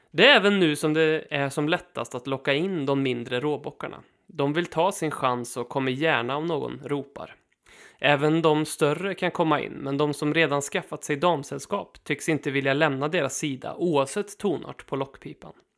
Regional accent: Sweden; vi svenskar

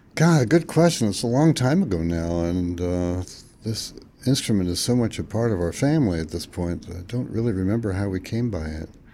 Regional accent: Fresno, California, United States; the town where I grew up in Fresno, California

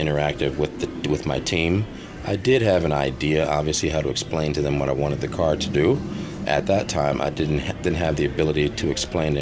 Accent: Los Angeles, California, United States; I'm from America

